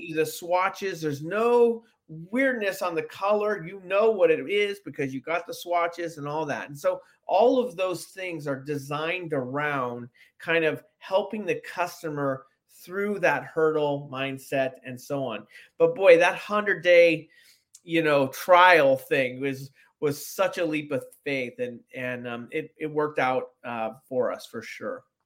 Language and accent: English; San Francisco, California, United States; I grew up in San Francisco